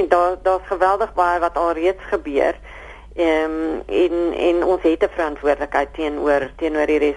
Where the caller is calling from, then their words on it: Bellville, Western Cape, South Africa; ek is … van Belwel.